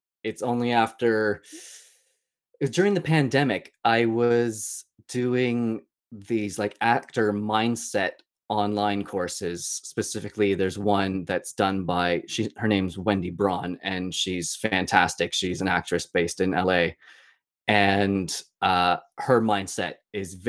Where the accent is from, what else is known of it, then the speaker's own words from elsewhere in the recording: an hour outside Toronto, Ontario, Canada; moved away as an adult; now in London, United Kingdom; I grew up an hour outside Toronto.